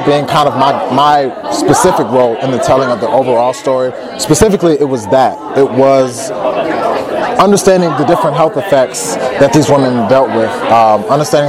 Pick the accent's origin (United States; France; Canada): United States; Chicago, Illinois; now in Irvine, United States; I'm originally from Chicago, Illinois